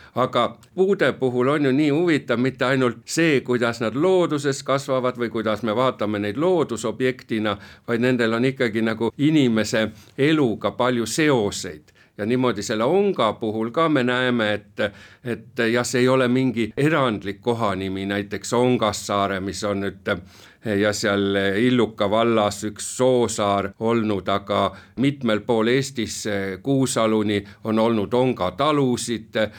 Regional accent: Pärnu, Pärnu County, Estonia; meie oleme Pärnust pärit

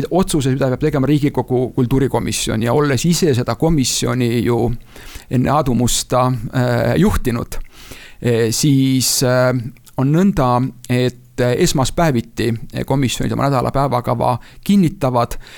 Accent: Tartu, Tartu County, Estonia; meie kodulinn Tartu.

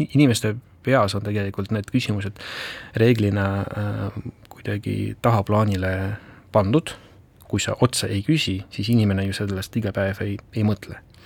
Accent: Ida-Viru County, Estonia; ma olen seal pärit ise

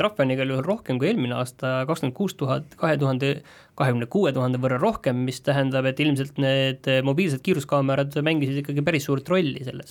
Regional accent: Estonia; mina olen pärit väiksest kohast

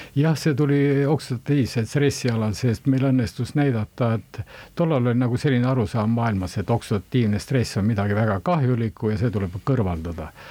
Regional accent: Valga County, Estonia; moved away as an adult; also born or lived in Tartu; pärit olen ma Valgamaalt, eh, Valga keskkooli lõpetasin

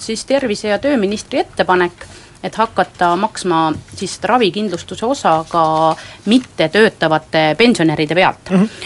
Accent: Võru County, Estonia; minu kodukandist Võrumaast

